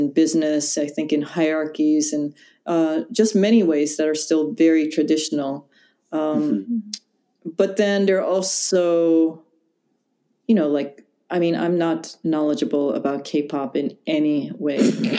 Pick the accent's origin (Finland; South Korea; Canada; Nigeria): South Korea; Daegu; born there; Yeah, I was born in Taegu, and then I was adopted.